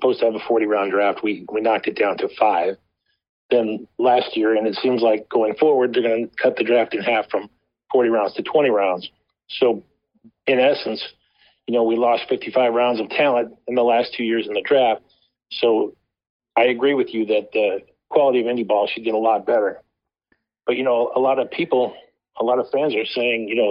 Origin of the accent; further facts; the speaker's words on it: Northwest Indiana, United States; I grew up in Northwest Indiana, not far from Chicago